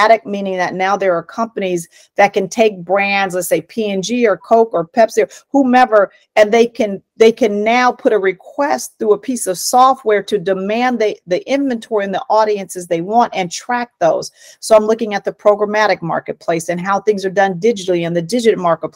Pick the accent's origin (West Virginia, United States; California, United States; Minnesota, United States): California, United States; Oakland; I grew up in Oakland, California.